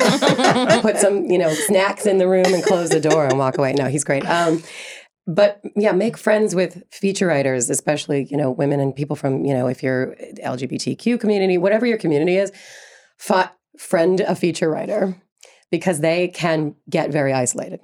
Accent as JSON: {"language": "English", "town": "New York City", "region": "New York", "country": "United States", "tie": "born or raised there", "said": "When I grew up in Brooklyn"}